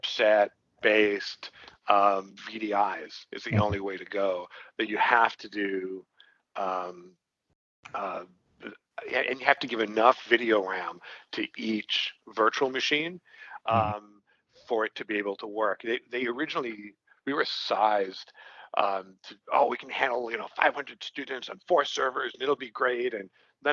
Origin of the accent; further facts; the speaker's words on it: New York City, New York, United States; I'm from Brooklyn